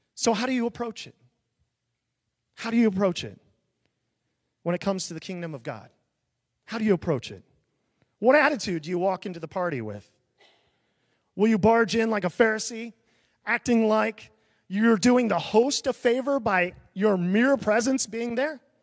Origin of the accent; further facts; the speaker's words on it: small town near Des Moines, Iowa, United States; I grew up in a really small town, a thousand people